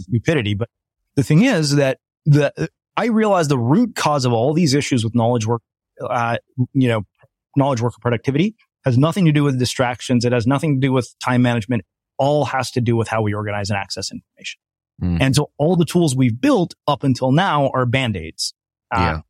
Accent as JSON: {"language": "English", "country": "India", "said": "I'm Indian"}